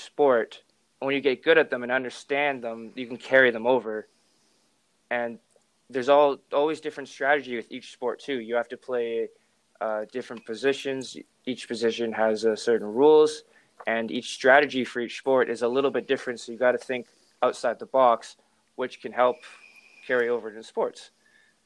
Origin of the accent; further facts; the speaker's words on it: West Kelowna, British Columbia, Canada; I'm from West Kelowna, British Columbia.